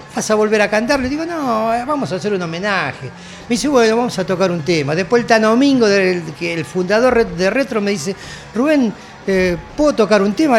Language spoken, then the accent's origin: Spanish; Argentina; en Argentina nos quedamos